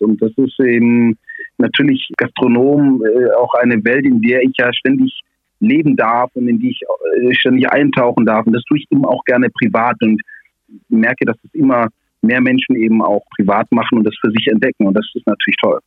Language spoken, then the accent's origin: German; Swabia, Baden-Württemberg, Germany; als Schwabe